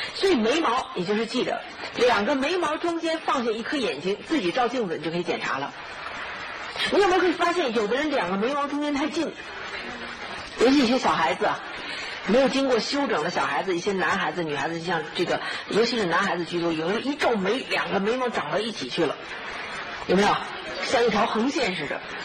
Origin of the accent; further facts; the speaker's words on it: China; 尤其我们中国人，我们中国人喜欢什么？弯月眉